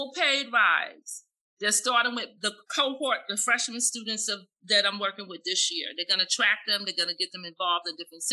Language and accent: English; the South, United States; I am African American from the South